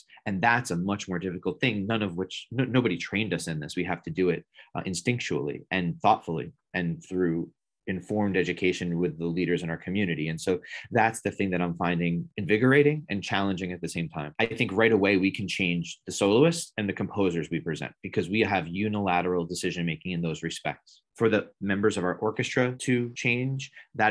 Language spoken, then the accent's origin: English; 5 minutes outside of New York City, United States; moved away as an adult; also born or lived in Washington, D.C.; I grew up 5 minutes outside of New York City, one of the most diverse places in the world